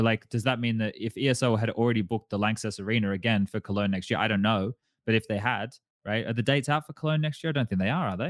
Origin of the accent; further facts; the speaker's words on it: Australia; moved away; being Australian